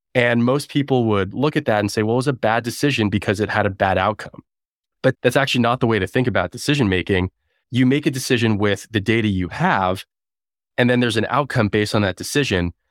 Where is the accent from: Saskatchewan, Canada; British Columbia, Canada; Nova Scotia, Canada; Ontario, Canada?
Ontario, Canada; Toronto; moved away as an adult; also born or lived in Waterloo, Canada / Bay Area, United States; now in United States; I'm originally Canadian, now American. I grew up in Toronto.